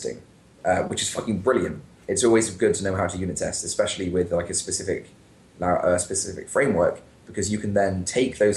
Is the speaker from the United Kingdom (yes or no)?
yes; United Kingdom; I'm British